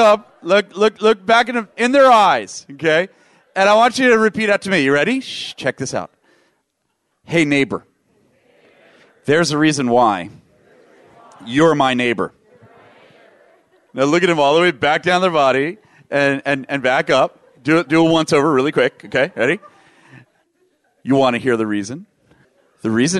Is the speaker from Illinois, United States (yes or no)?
no; Washington, District of Columbia, United States; I grew up in Washington, D.C. area in public schools